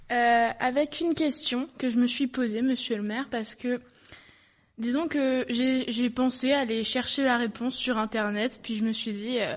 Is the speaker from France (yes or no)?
no; Montreal, Quebec, Canada; je viens de Montréal. J'ai 22 ans.